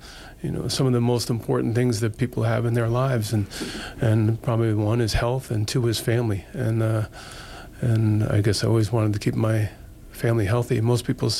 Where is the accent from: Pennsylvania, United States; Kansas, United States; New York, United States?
New York, United States; near West Point, suburban; moved away; growing up in New York, as an Irish Catholic kid